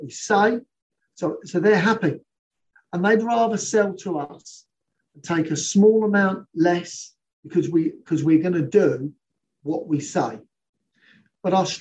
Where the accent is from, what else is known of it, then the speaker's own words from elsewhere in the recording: London, United Kingdom; I'm a Londoner through and through